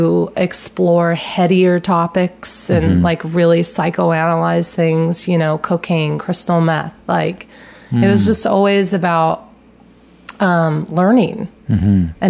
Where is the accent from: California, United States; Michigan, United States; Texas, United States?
California, United States; the Peninsula; also born or lived in San Francisco; from the peninsula, you mean, where I grew up